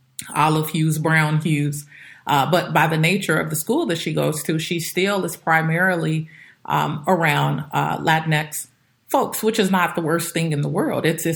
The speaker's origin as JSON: {"language": "English", "town": "Chicago", "region": "Illinois", "country": "United States", "tie": "born or raised there", "also_born_or_lived": "Indiana / California / Oregon", "moved": "as an adult", "said": "I grew up on the South Side of Chicago"}